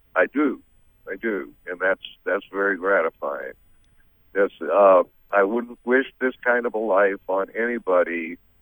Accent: Massachusetts, United States; now in Memphis, United States; I'm from Massachusetts originally, but I live in Memphis now

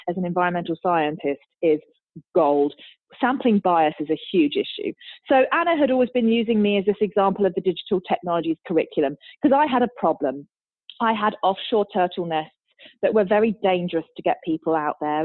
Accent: United Kingdom; as a British person

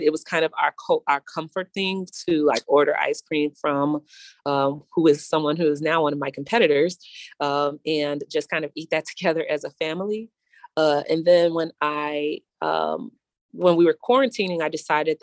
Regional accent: Chicago, Illinois, United States; I'm from the North Lawndale community

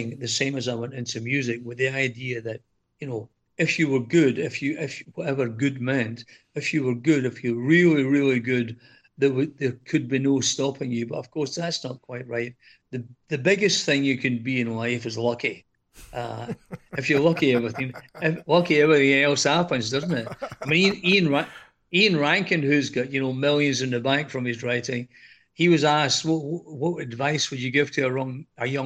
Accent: Scotland, United Kingdom; moved away as an adult; now in Greece; I'm from Scotland, as you can tell by the accent

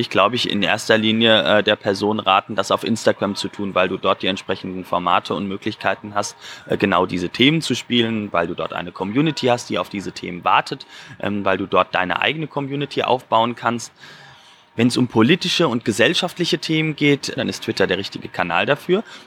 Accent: Germany; als Deutscher

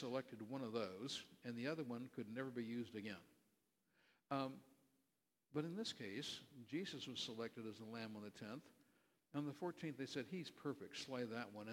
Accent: California, United States; moved away; I grew up in California

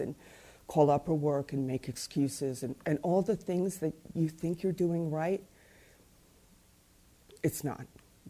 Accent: Mumbai, Maharashtra, India; born there; I was born in Bombay, India, to, you know, both by parents who were born and bred in Ireland.

